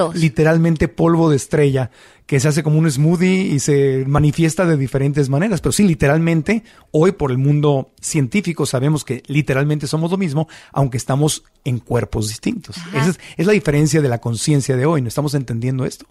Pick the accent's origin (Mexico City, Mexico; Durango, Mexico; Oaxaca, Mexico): Mexico City, Mexico; also born or lived in Tijuana, Baja California; Yo soy tijuanense, pero crecí mucho tiempo en la Ciudad de México